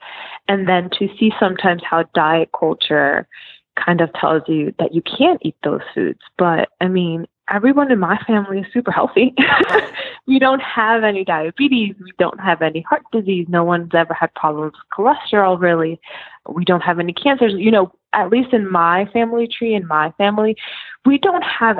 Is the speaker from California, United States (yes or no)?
no; Philadelphia, Pennsylvania, United States; me growing up in Philadelphia